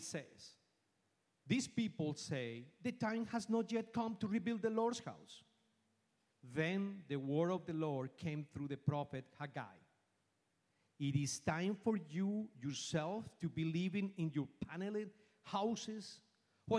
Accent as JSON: {"language": "English", "region": "Bogotá", "country": "Colombia", "tie": "born or raised there", "second_language": "English", "moved": "as an adult", "lives_now": "Houston, United States", "said": "I am from Colombia. I was born in Bogota, Colombia. And I came to this country in the year 2001"}